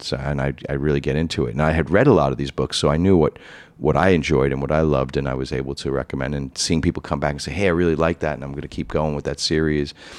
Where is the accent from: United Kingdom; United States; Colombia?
United States; New York City, New York; now in Manhattan, United States; as a kid growing up in Rockaway Beach, Queens, I grew up in a middle-class family